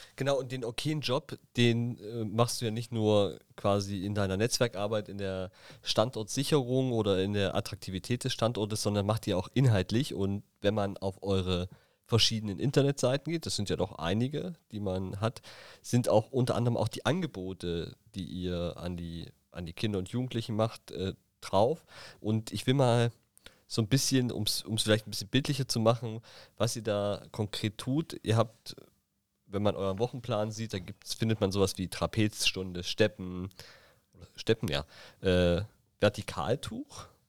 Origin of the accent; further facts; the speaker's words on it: Thuringia, Germany; now in Berlin, Germany; in meiner Heimat in Thüringen